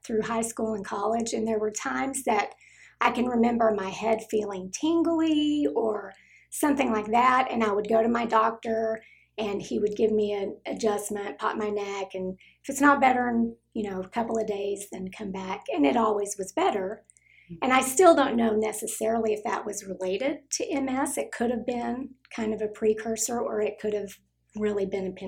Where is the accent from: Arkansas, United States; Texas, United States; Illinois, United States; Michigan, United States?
Texas, United States; Amarillo; moved away as an adult; now in Frisco, United States; I grew up in Amarillo and I'm the youngest of four kids